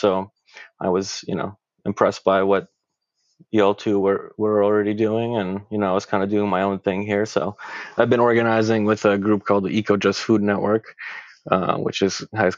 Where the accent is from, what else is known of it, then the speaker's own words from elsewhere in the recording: Craiova, Dolj, Romania; now in Toronto, Canada; I'm from Romania originally, born in Craiova, and I live and I organize in Toronto.